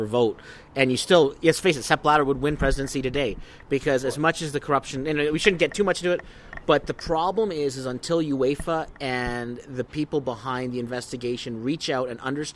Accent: Canada; being Canadian

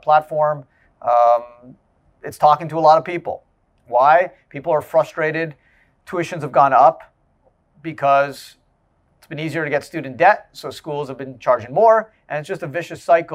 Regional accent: Canada; moved away; I grew up in Canada

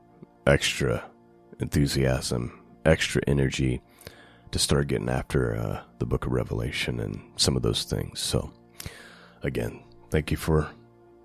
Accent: United States; Those of us who are 40 years old, right, or 50 years old or 60, we grew up in the United States

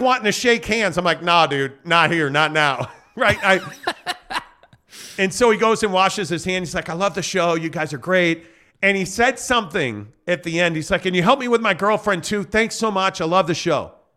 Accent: Chicago, Illinois, United States; a Bulls fan for me growing up in Chicago.

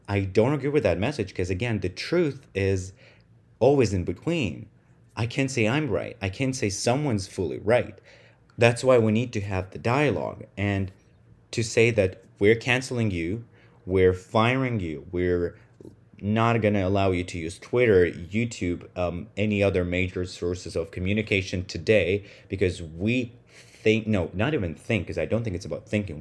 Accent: Russia; first language Russian; English is a second language; moved away as an adult; now in United States; So, I'm Russian, who right now lives in the United States. So, I spend most of my life with my native language, which is Russian, nineteen plus years.

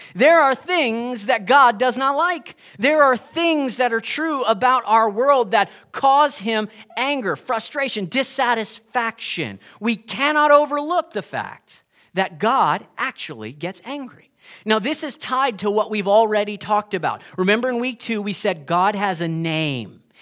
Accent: United States; moved away; I'm American

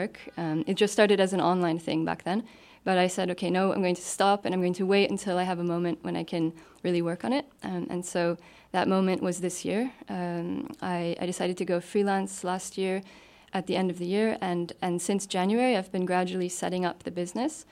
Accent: Canada; moved away as an adult; now in Luxembourg; I'm originally from Canada

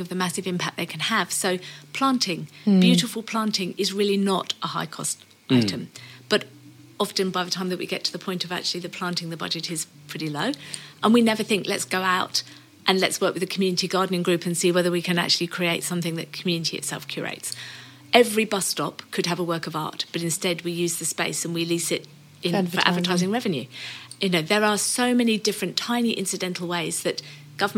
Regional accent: United Kingdom; now in Australia; being British

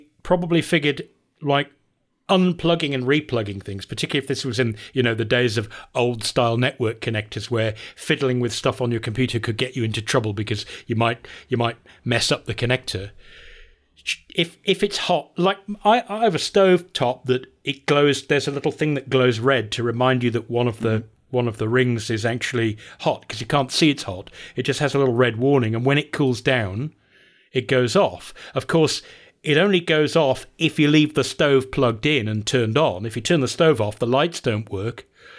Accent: England, United Kingdom; I don't drink tea. I don't understand tea, even though I'm English.

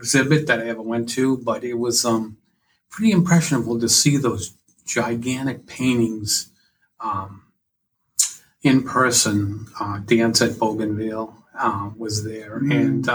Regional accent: Massachusetts, United States; also born or lived in New Hampshire; now in Kingston, New Hampshire, United States; I was born in Massachusetts. In 1985, we moved to New Hampshire, and we've never left

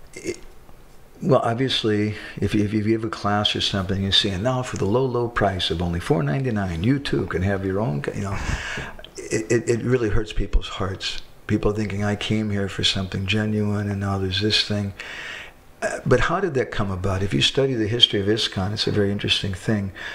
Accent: United States

